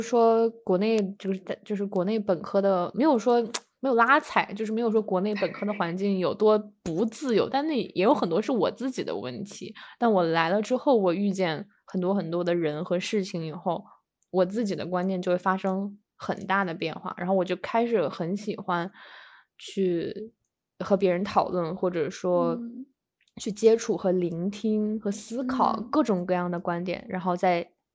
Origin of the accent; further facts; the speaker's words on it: Shenyang, Liaoning, China; moved away as an adult; now in United States; 我们是辽宁沈阳人